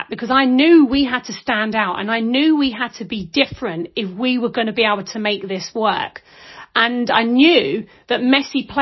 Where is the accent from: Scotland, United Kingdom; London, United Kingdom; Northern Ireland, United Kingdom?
London, United Kingdom; now in Isle of Skye, United Kingdom; I'm originally from London, you can tell that. I'm an Archway girl, Camden